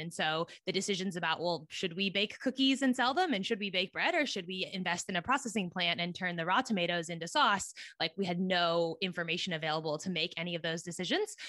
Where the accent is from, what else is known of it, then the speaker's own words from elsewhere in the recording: Silicon Valley, California, United States; moved away as an adult; also born or lived in East Coast of the US; I grew up in Silicon Valley, California, which is right near San Francisco